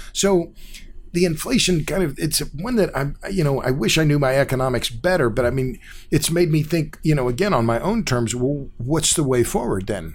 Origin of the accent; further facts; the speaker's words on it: Tulsa, Oklahoma, United States; I grew up in Tulsa. It's my hometown.